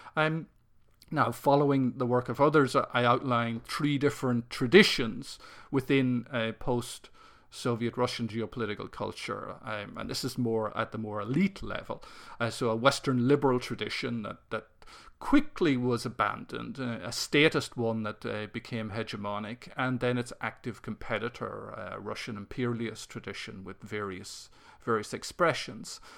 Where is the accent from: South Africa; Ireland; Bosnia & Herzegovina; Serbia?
Ireland; growing up in Ireland